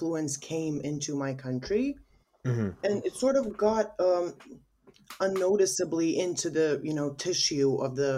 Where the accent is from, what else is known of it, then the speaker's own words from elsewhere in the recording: Sarajevo, Federation of Bosnia and Herzegovina, Bosnia & Herzegovina; I'm from Sarajevo, Bosnia and Herzegovina.